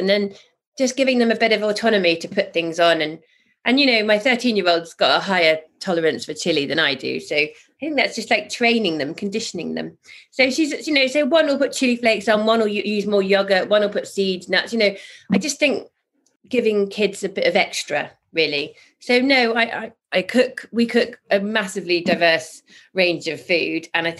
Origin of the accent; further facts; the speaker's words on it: Zimbabwe; also born or lived in Botswana; I've traveled all over the world. I grew up in Zimbabwe and Botswana.